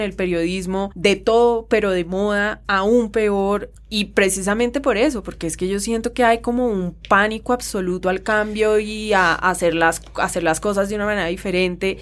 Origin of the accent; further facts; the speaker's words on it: Colombia; mirarnos a nosotros mismos como colombianos